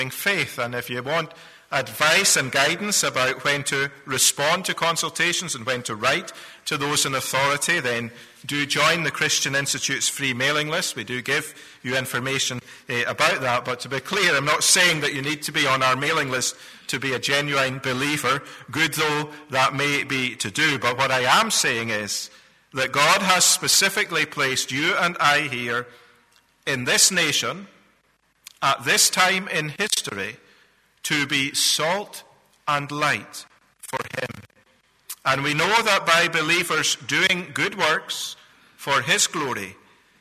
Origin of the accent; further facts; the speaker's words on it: Scotland, United Kingdom; moved away; I'm a Scotsman by birth